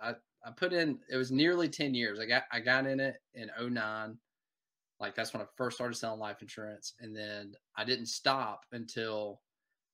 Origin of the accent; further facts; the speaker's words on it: Wetumpka, Alabama, United States; also born or lived in Gulf Coast, Alabama; I grew up in Alabama. I'm originally from Montgomery, or Wetumpka